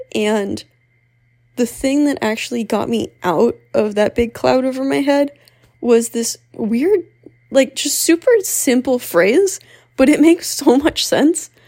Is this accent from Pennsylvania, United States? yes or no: yes; Pennsylvania, United States; moved away as an adult; also born or lived in Philadelphia; I am from Pennsylvania